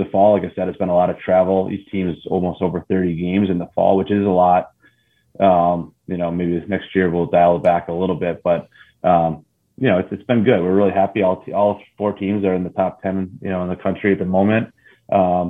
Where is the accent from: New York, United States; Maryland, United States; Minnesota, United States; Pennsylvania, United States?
New York, United States; Fairport; I grew up in Fairport, east side suburb of Rochester